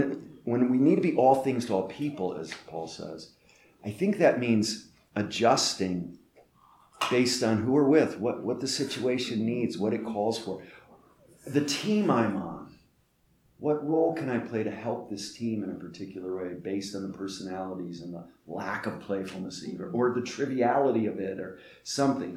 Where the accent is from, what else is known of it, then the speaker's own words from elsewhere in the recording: Northeast, United States; I'm from the Northeast where we say quick and often cutting things to people we love